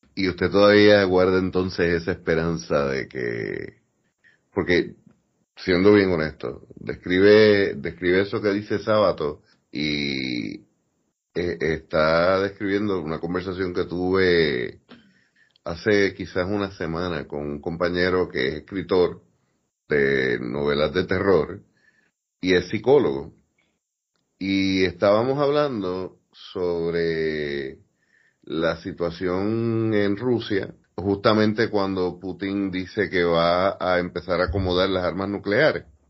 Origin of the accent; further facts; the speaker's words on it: Puerto Rico; yo estoy claro en que yo soy boricua, sea aquí, sea en la luna